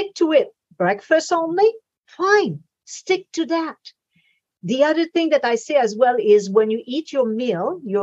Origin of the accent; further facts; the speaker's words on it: Quebec, Canada; I'm in Canada, and mm-hmm. I was brought up in Quebec.